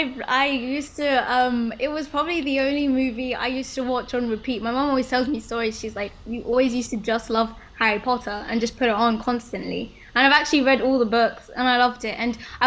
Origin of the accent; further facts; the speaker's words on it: Bristol, South West England, United Kingdom; also born or lived in Sudan; No, actually. I was born in Sudan. Okay. I hope everyone knows where that is, Africa. And then I moved to England when I was like 9 months old. Yeah, and we've kind of just been moving around in England, but like where I would call home is Bristol